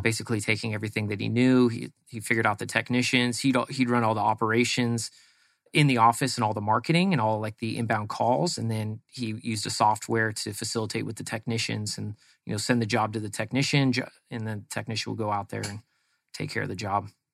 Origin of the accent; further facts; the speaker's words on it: East Bay, San Francisco Bay Area, California, United States; moved away as an adult; now in Arizona, United States; Grew up in the East Bay of San Francisco, which is out kind of, uh, like Livermore, Dublin area.